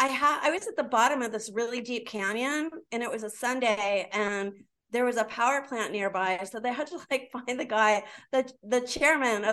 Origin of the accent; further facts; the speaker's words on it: San Diego, California, United States; I grew up here in San Diego, and I still don't speak Spanish